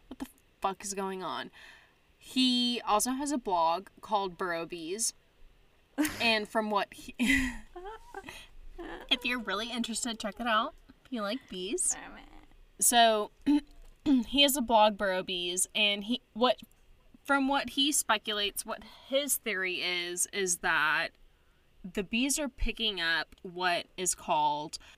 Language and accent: English; Texas, United States; I'm from Texas